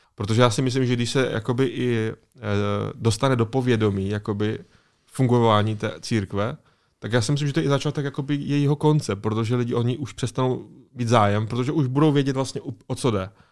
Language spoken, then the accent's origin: Czech; Czechia; Tady u nás v Česku